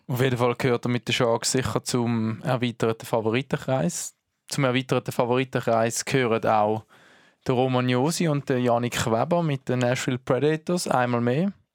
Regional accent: Herisau, Appenzell Ausserrhoden, Switzerland; auch mein Geburtsort

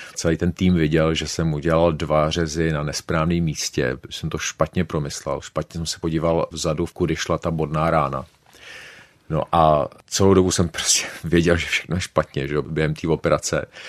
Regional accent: Prague, Czechia; also born or lived in Oxford; jsem z Prahy

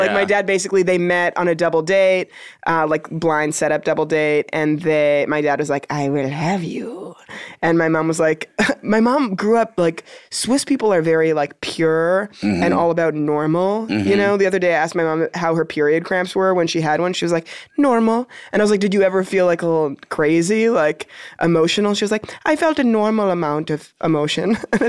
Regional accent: Toronto, Ontario, Canada; Born and raised. And that doesn't answer your question at all. My family lives in Toronto.

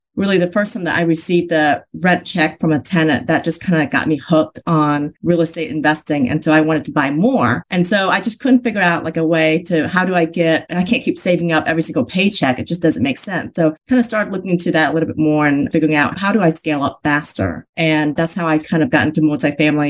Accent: Vietnam; now in United States; I was born in Vietnam, in South Vietnam

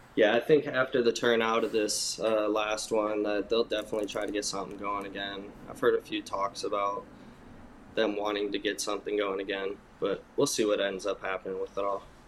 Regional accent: Michigan, United States; moved away; growing up in Michigan

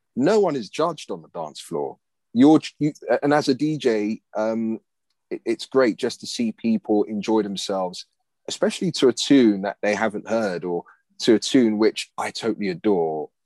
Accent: London, United Kingdom; also born or lived in Cricklewood, London; I grew up in Gospel Oak, and then I um, moved to Cricklewood

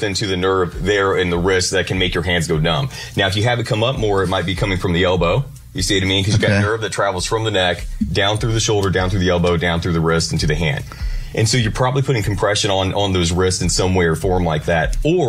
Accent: Quincy, Illinois, United States; now in Nashville, United States; No, I'm from Quincy, but if it was from Arkansas...

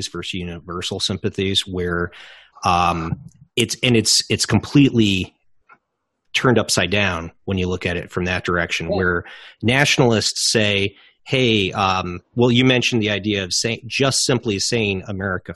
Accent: United States; As an American

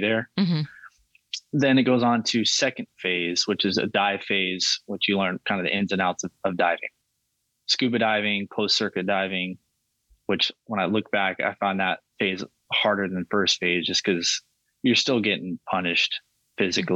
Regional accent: Southern California, United States; I grew up in Southern California.

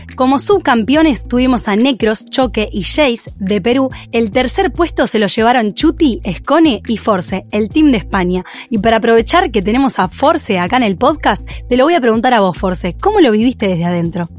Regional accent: Uruguay; soy uruguaya

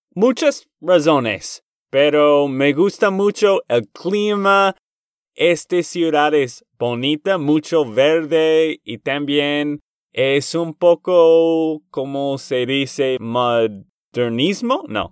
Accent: Texas, United States; de Texas, Estados Unidos

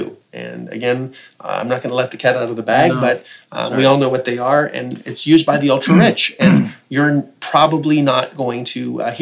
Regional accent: Canada; as a Canadian

